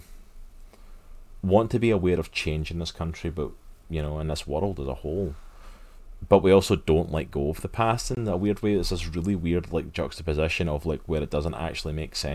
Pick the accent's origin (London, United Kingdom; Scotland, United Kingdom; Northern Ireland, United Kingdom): Scotland, United Kingdom; moved away as an adult; now in United States; as a Scotsman coming to America